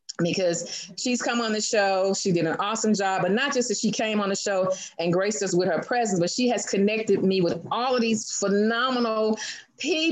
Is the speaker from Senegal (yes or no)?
no; Houston, Texas, United States; now in Landstuhl, Germany; I am from Houston, Texas, but I live now in Landstuhl, Germany